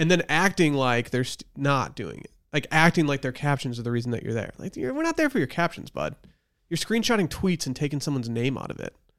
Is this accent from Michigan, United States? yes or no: yes; Northern Michigan, United States; now in Austin, United States; it's in my hometown in Michigan